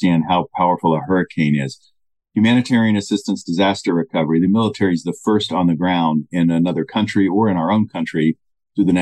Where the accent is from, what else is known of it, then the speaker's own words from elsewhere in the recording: United States; As an American